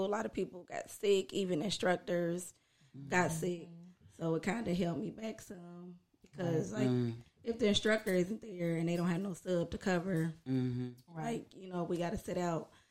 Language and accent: English; Dayton, Ohio, United States; I'm from here, Dayton, Ohio